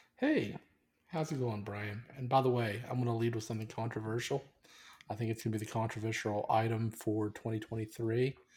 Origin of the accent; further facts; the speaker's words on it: United States; I've been raised as an American